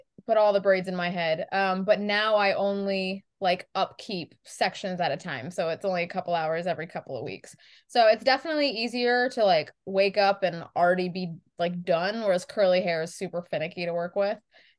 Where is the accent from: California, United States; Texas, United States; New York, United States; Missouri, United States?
New York, United States; we're from New York